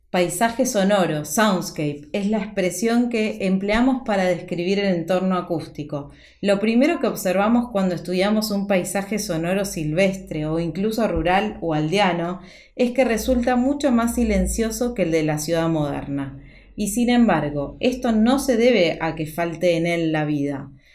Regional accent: Argentina; also born or lived in Buenos Aires; como argentina en Buenos Aires, donde vivo

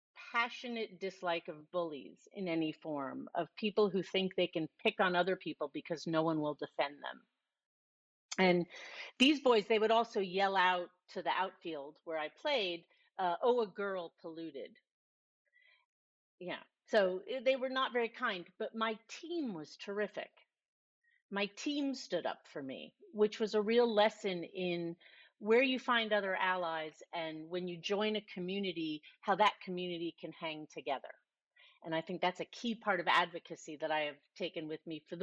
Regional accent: Miami, Florida, United States; also born or lived in Ramsey, New Jersey; grew up until the age of 10 in New Jersey in a town called Ramsey. And then I moved at age 10. I was going into the fourth grade to Miami. And then from then on, I was in Miami.

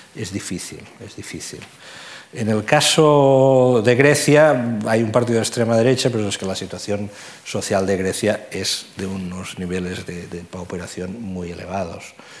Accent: Catalonia, Spain; accent: Catalan; first language Catalan; Spanish is a second language; por mi acento, ¿no? yo soy catalán, hijo de familia catalana

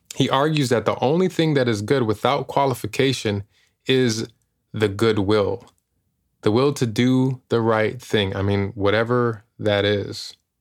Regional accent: Chicago, Illinois, United States; moved away as an adult; now in Los Angeles, United States; I'm from Chicago, born and raised

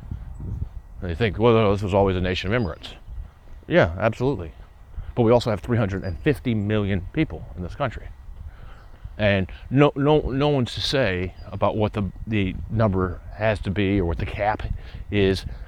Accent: Atlanta, Georgia, United States; moved away as an adult; also born or lived in Vermont; now in upstate New York, United States; Atlanta, my hometown

